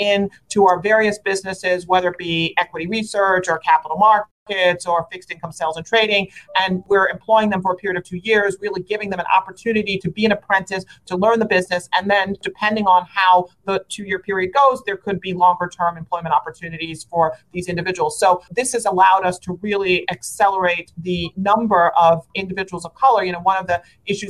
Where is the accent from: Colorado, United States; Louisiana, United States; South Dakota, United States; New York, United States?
New York, United States; New York City; I grew up in Brooklyn, New York. I'm born and raised there. I still live there to this day